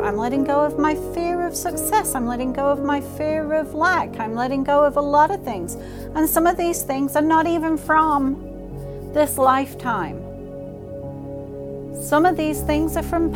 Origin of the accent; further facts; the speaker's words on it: England, United Kingdom; now in United States; I grew up in England